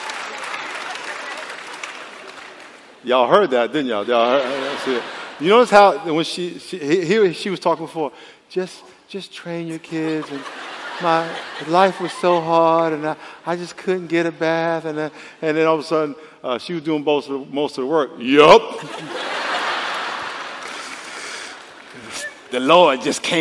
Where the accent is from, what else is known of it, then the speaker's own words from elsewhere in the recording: New York, United States; We grew up in New York